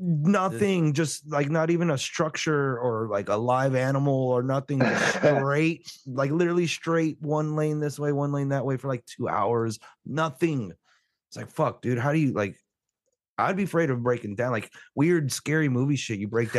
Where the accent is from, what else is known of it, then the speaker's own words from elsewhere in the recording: Texas, United States; I don't need to ask you the best state because we're from Texas, but what's the worst state?